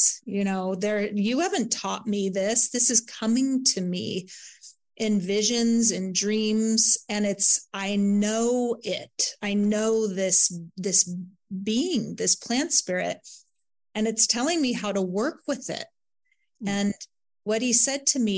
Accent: Santa Barbara, California, United States; Santa Barbara is my hometown, Montecito, actually

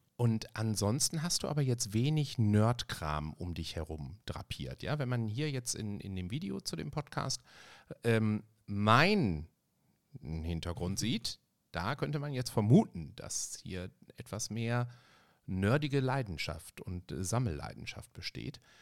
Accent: Ruhr area, North Rhine-Westphalia, Germany; ich komme aus dem Ruhrgebiet

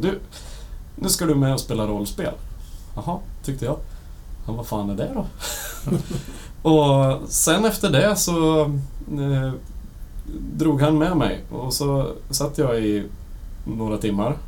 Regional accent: Bollnäs, Gävleborg County, Sweden; now in Gothenburg, Sweden; Jag kommer från Bollnäs ifrån första början och sen så flyttade jag ner till Göteborg

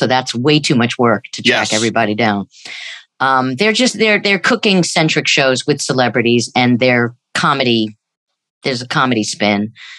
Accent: New York, United States; Just growing up in New York

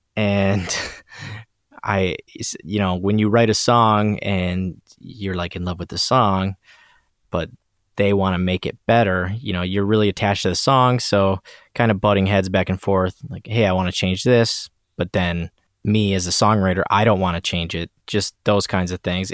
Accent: Port Huron, Michigan, United States; my hometown of Port Huron, Michigan

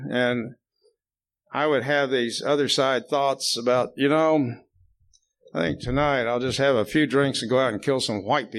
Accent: Plainview, United States; That was some of my happiest childhood memories, are growing up in Plainview. And next month, about 2 weeks, I go back for my 60th high school reunion with a bunch of people.

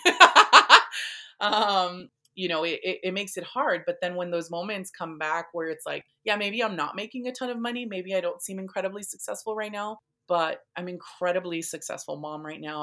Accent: National City, California, United States; I grew up in, um, in San Diego County, I was, um, born and raised here

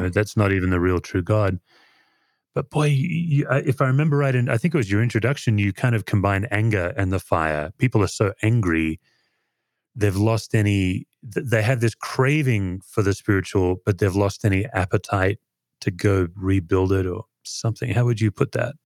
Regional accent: Australia; moved away as an adult; now in United States; growing up in Australia

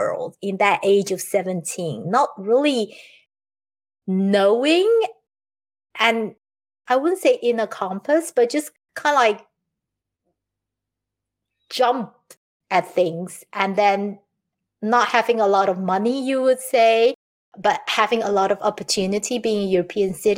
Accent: Taiwan; now in Netherlands; I'm living in the Netherlands. I've been here for almost 31 years now. And I was born in Taiwan

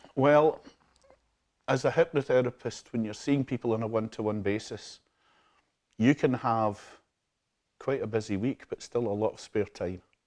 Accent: Glasgow, Scotland, United Kingdom; also born or lived in Ayr / Troon; I was born and brought up in Glasgow in the South Side in King's Park, not far from Hampden.

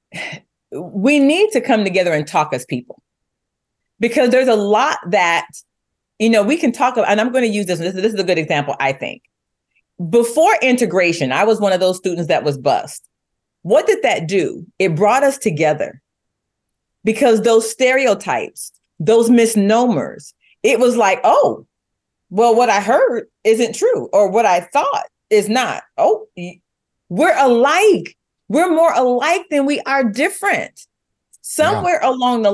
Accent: United States; we, as the American people

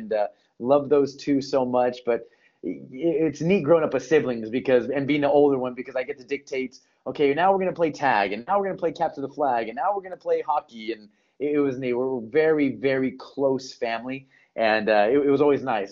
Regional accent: Torrance, California, United States; born and raised in Los Angeles County. It's the city of Torrance, California. So I'm a SoCal boy

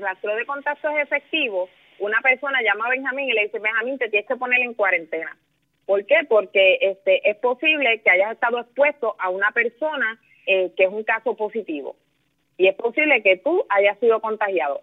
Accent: Villalba, Puerto Rico; also born or lived in Ponce; yo nací en Ponce, pero yo me crié en Villalba, en el campo de Villalba

